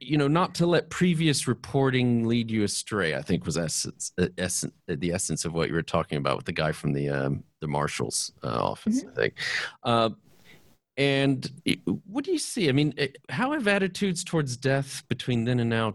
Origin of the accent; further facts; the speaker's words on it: United States; moved away as an adult; now in United Kingdom; as an American, I mean, I've been living in the U.K. for a while, but I am an American, a U.S. citizen, born and raised